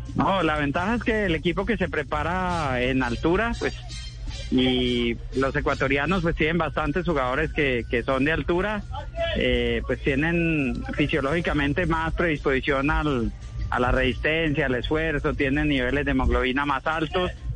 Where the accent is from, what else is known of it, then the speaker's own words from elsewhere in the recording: Caicedonia, Valle del Cauca, Colombia; moved away; Estoy en Caicedonia Valle, estoy en mi tierra